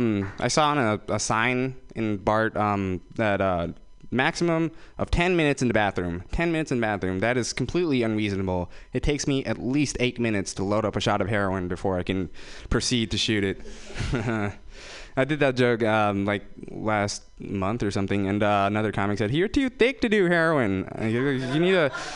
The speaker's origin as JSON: {"language": "English", "town": "Fremont", "region": "California", "country": "United States", "said": "I'm from Fremont, guys. That's where they keep all the Indian people in the Bay Area. I'm from Fremont."}